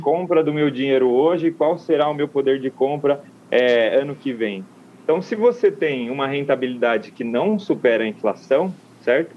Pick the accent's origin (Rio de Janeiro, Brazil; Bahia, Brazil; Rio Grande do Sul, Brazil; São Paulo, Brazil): São Paulo, Brazil; São Carlos; moved away; São Carlos, minha terra natal